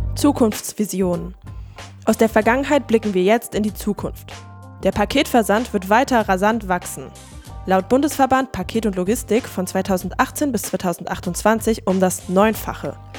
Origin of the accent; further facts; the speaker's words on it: Hildesheim, Lower Saxony, Germany; moved away; Ich bin ja in Hildesheim aufgewachsen und jedes Mal, wenn ich meine Eltern dort besuche